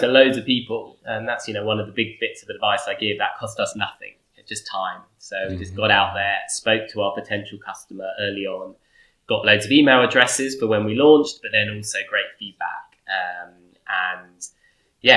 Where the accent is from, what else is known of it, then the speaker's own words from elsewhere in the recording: London, United Kingdom; I'm from London